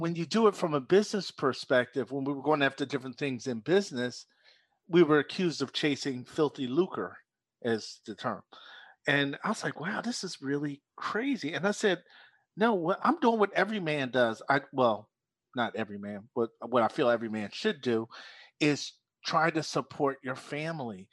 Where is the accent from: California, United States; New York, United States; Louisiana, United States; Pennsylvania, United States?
Pennsylvania, United States; Philadelphia; moved away; also born or lived in South Jersey; born and raised in Philadelphia, but spent twenty-six years in South Jersey